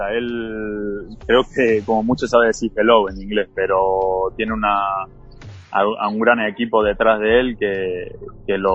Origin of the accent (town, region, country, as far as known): Argentina; moved away as an adult; also born or lived in England